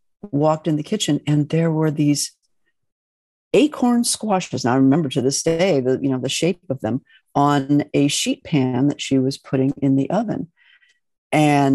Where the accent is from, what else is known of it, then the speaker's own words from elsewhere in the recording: Midwest, United States; moved away as an adult; also born or lived in Italy; I grew up in the Midwest.